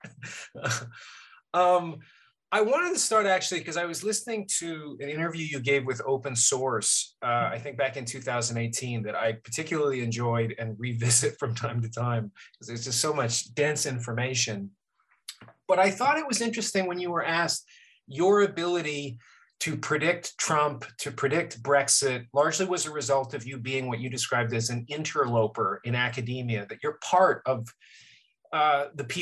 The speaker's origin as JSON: {"language": "English", "country": "Canada", "moved": "yes", "lives_now": "United States", "said": "I'm Canadian with a green card in the US"}